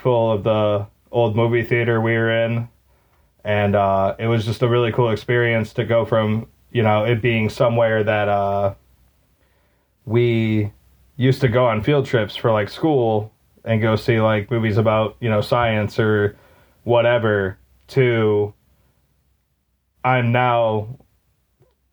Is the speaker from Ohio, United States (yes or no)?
yes; Maumee, Ohio, United States; there's a old movie theater in my hometown of Maumee. It's like a suburb of Toledo.